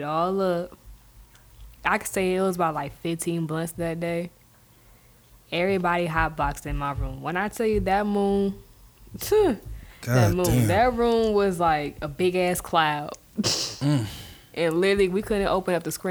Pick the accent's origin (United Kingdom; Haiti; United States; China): United States; Inglewood, California; I'm from Inglewood, California